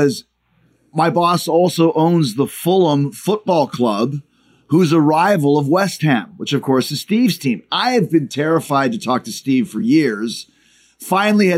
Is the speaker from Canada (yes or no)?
yes; Winnipeg, Manitoba, Canada; moved away; I grew up in Winnipeg